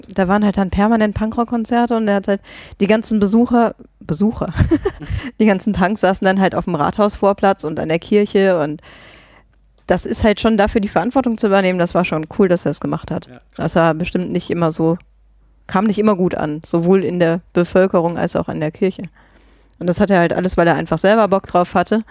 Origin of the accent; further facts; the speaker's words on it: Germany; moved away; ich komme ja ursprünglich aus Grevenbruch